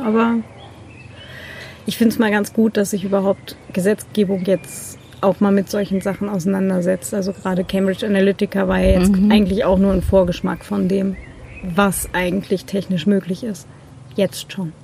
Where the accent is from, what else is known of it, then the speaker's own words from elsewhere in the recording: Germany; now in Vienna, Austria; da, wo ich herkomme. So ein 800 einwohner kaff im norddeutschen Vorharz.